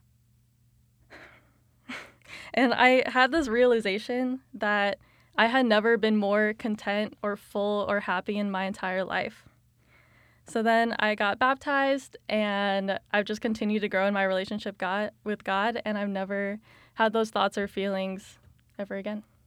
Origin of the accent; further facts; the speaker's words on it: Colorado Springs, Colorado, United States; moved away as an adult; now in Kansas, United States; I grew up in Colorado Springs, Colorado.